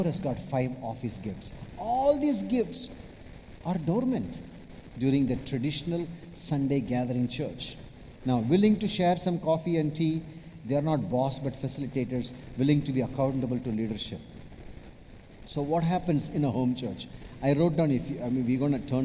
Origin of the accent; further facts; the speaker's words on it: Chennai / Vellore, Tamil Nadu, India; I'm from Chennai